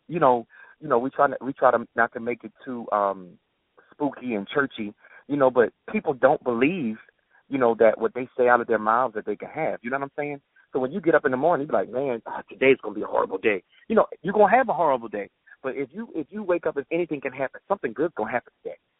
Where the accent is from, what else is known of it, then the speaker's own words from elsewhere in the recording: Baltimore, Maryland, United States; moved away; I'm from Baltimore, so I'm going back home